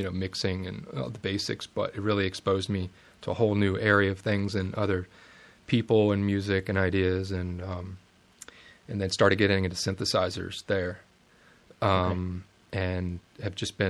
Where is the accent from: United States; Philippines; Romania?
United States; Richmond, Virginia; I'm from the Richmond area of Virginia, born and raised.